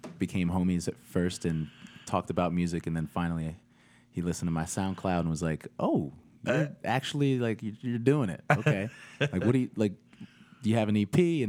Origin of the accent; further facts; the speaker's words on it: Morton, Pennsylvania, United States; moved away as an adult; now in Nashville, United States; I hail from Morton, Pennsylvania, right outside of Philadelphia, and moved down to Nashville about 6 years ago.